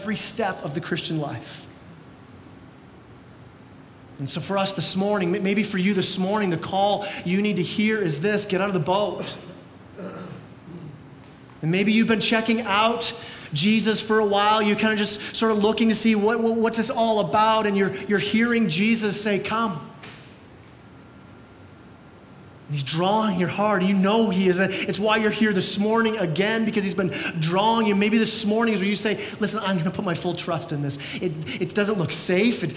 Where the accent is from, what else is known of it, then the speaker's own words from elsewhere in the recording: Canada; we're Canadian